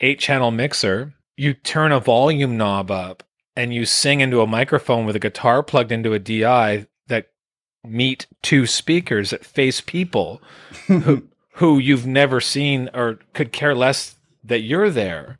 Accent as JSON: {"language": "English", "region": "Quebec", "country": "Canada", "tie": "born or raised there", "also_born_or_lived": "Sherbrooke, Quebec / Calgary, Alberta", "moved": "yes", "lives_now": "Vancouver Island, Canada", "said": "Born in Quebec, Elmer, Quebec, Elmer, Quebec was where I was raised, born in Sherbrooke. Moved out into Calgary, Alberta around nineteen"}